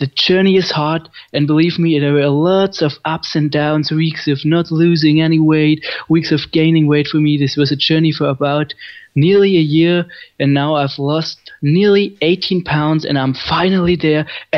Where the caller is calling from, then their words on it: Germany; from Germany again calling